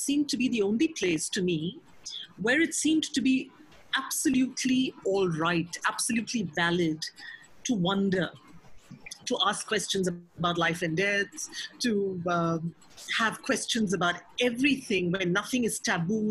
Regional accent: Mumbai, Maharashtra, India; I grew up in Mumbai

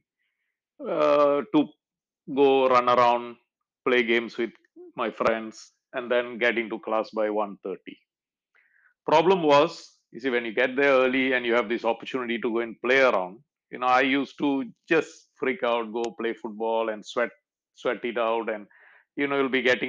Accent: Kluang, Johor, Malaysia; my hometown and my secondary school. See, I went through Tunkumamut school all the way up to standard 6 and moved on to the high school of Kluang.

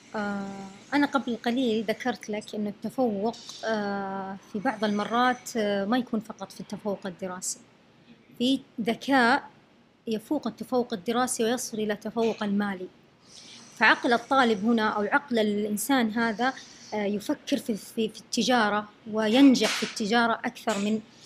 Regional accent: Saudi Arabia; first language Arabic; عندنا يعني في السعودية

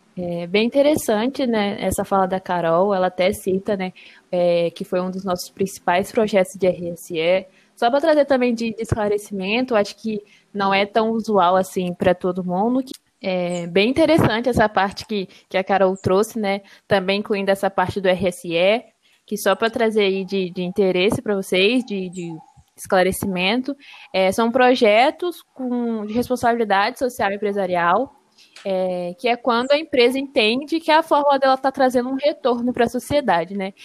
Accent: Serra, Espírito Santo, Brazil; moved away as an adult; now in Viçosa, Brazil; sou natural de Serra, no Espírito Santo

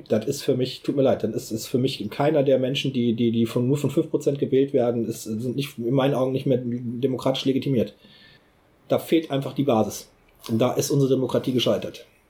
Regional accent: North Rhine-Westphalia, Germany; bei uns in Nordrhein-Westfalen

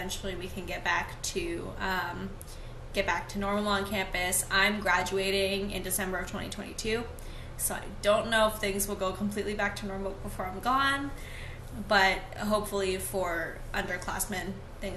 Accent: Maine, United States; I'm from Maine

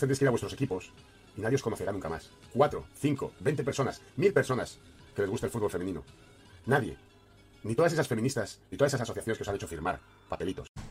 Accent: Spain; moved away; He nacido en España, soy español

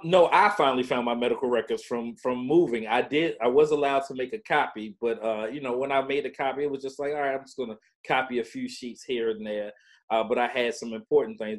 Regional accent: Baltimore, Maryland, United States; I was uh, born and raised in Baltimore, Maryland

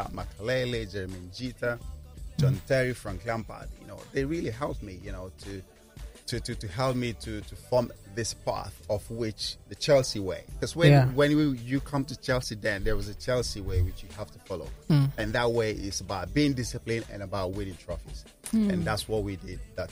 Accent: Jos, Plateau, Nigeria; moved away; I'm born in Jos. I grew up in Jos.

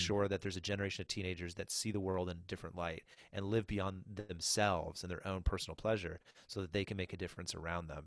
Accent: New Brunswick, Canada; moved away as an adult; also born or lived in Nova Scotia / Barrie, Ontario; I'm from New Brunswick, or from Nova Scotia originally, but, uh, grew up in New Brunswick, and so we're back, um, in the hometown

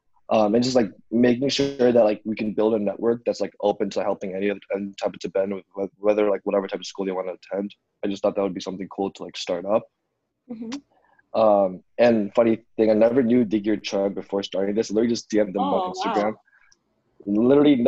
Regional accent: Chicago, Illinois, United States; I'm from Chicago, Illinois.

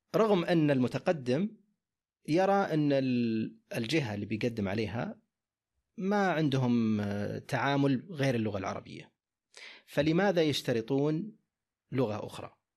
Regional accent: Saudi Arabia; عندنا في السعوديه

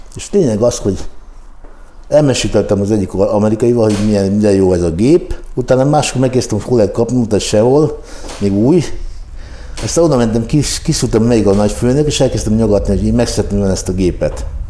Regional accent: Hungary; amikor én olaszul kezdtem velük beszélni magyarként

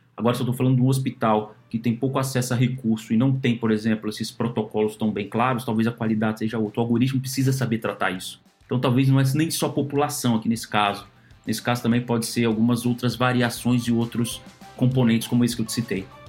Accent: Brasília, Federal District, Brazil; moved away; eu sou de Brasília

